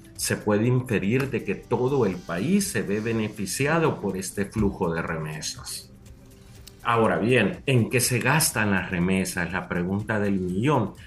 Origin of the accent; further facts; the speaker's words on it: Usulután, El Salvador; yo, soy del Zafiro de Oriente